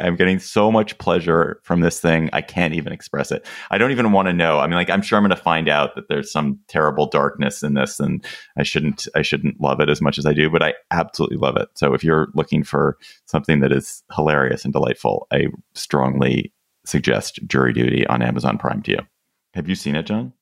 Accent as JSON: {"language": "English", "country": "United States", "said": "We are both Americans"}